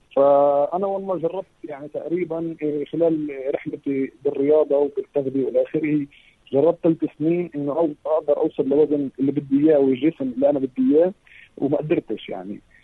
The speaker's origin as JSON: {"language": "Arabic", "country": "Palestine", "said": "فاحنا اصلا كفلسطينيه"}